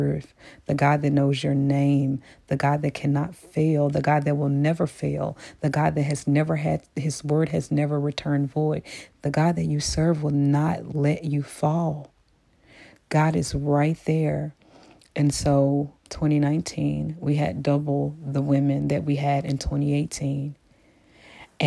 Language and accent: English; Memphis, Tennessee, United States; I'm from Memphis. You know, sometimes we use a little Ebonics